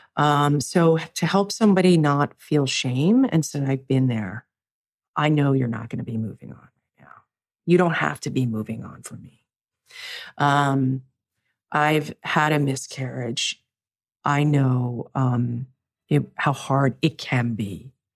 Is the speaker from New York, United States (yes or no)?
yes; New York, United States; I'm a New Yorker